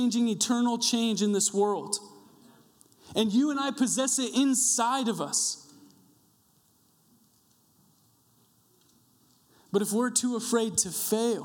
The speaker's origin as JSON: {"language": "English", "town": "Coeur d'Alene", "region": "Idaho", "country": "United States", "said": "I'm from Coeur d'Alene"}